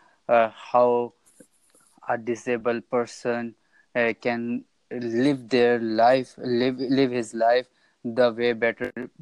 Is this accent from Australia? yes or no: no; Pakistan; I'm from Pakistan